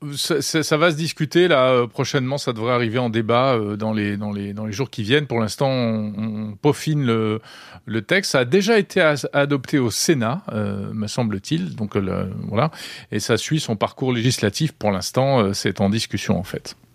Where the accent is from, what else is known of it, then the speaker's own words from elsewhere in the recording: France; Chez nous, en France.